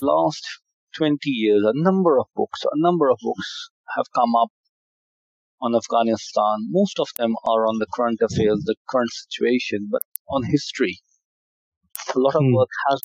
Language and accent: English; Amritsar, Punjab, India; moved away as an adult; now in England, United Kingdom; I was born and brought up in Amritsar. I did all my education, schooling, college, university